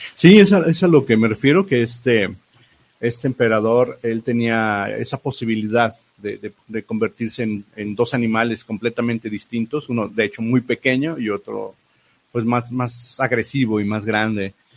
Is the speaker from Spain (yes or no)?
no; Mexico; como buenos mexicanos